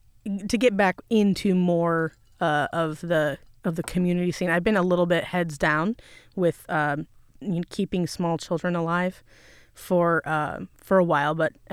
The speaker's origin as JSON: {"language": "English", "region": "California", "country": "United States", "tie": "born there", "said": "I was born in Southern California, Los Angeles County, just where you were."}